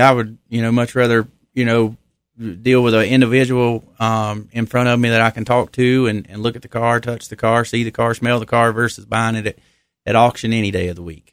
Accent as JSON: {"language": "English", "town": "Millers Creek", "region": "North Carolina", "country": "United States", "tie": "born or raised there", "said": "originally from Wilkes County. I grew up in Miller's Creek, so, you know, just down sixteen"}